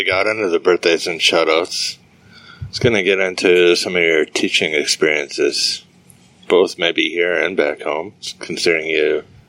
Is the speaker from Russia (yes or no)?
no; Newfoundland and Labrador, Canada; also born or lived in Kingston, Ontario; And flew back to Newfoundland.